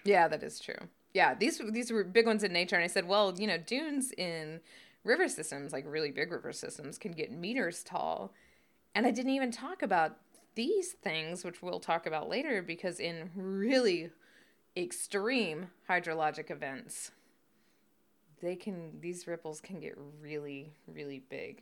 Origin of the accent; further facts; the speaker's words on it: the South, United States; we grew up in the South